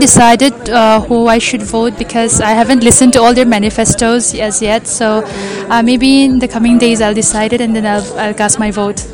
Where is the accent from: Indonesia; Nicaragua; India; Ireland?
India; Northeast India; moved away as an adult; now in Hyderabad, India; coming from a northeast northeastern region